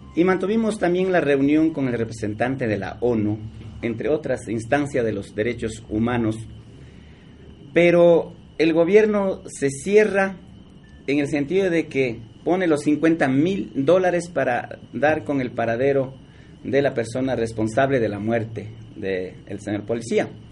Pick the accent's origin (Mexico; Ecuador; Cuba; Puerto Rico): Ecuador; defendiendo nuestra soberanía como ecuatorianos